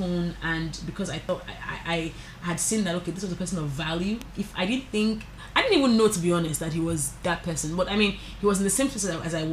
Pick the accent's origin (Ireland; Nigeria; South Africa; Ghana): Nigeria; As a Nigerian, I think that we are confident, we are spirited people